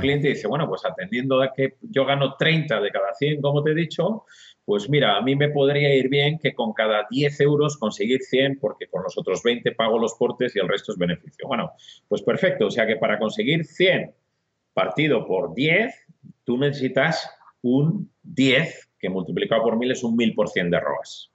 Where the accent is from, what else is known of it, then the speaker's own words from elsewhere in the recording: Burgos, Castile and León, Spain; soy un tío burgalés, ¿eh? orgulloso de mi, tierra